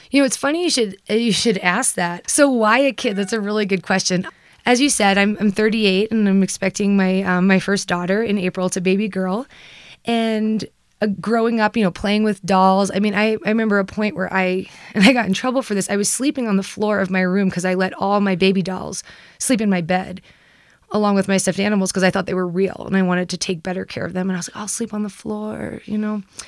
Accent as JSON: {"language": "English", "region": "New York", "country": "United States", "tie": "born or raised there", "said": "I grew up in the East Coast, I grew up in New York"}